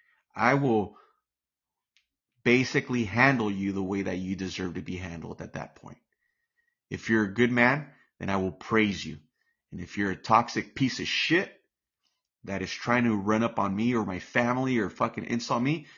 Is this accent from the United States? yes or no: yes; United States; I'm American